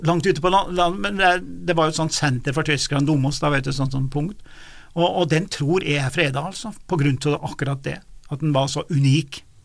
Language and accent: Norwegian; Lesja and Dovre, Nord-Gudbrandsdalen, Innlandet, Norway; Lesja og Dovre, der jeg kommer fra